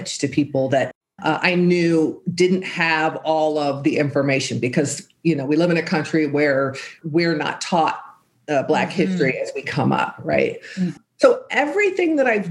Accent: San Francisco Bay Area, California, United States; I grew up in the San Francisco Bay Area during the free speech, Black Panther, and counterculture movements

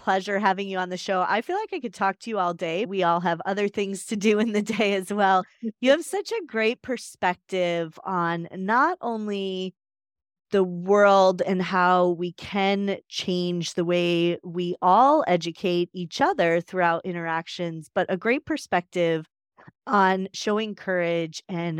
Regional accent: Chicago, Illinois, United States; I'm from Chicago

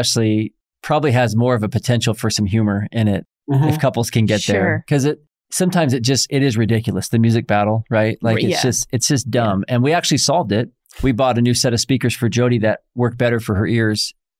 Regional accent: Oklahoma, United States; I'm from Oklahoma. I'm super creative with my vocabulary.

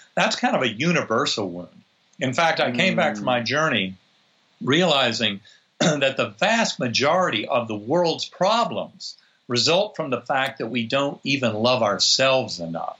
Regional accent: North Carolina, United States; I grew up in North Carolina

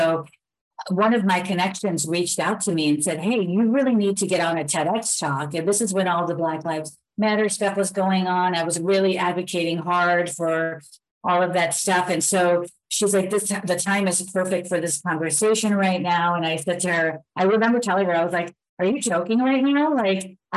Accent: Elmwood Park, United States; I grew up in a town called Elmwood Park, which was predominantly Italian

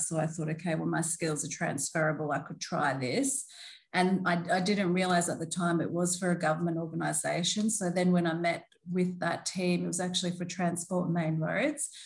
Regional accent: Melbourne, Victoria, Australia; moved away as an adult; also born or lived in Brisbane / London; now in Gold Coast, Australia; I was born in Melbourne along with my three sisters, but I very much grew up in a Turkish household

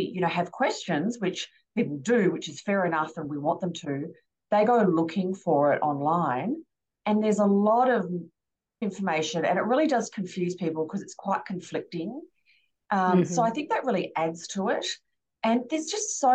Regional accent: Australia; I'm Aussie

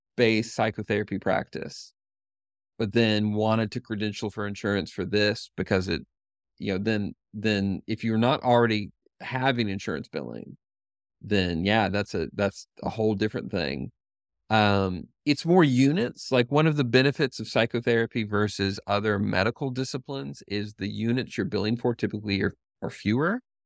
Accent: Knoxville, Tennessee, United States; the University of Tennessee in Knoxville is is in my hometown and where I work

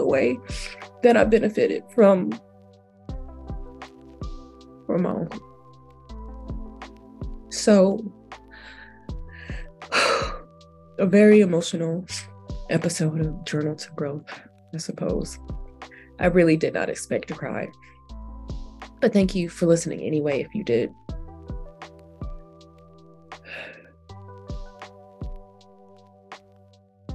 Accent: Jacksonville, Florida, United States; I'm from Jacksonville

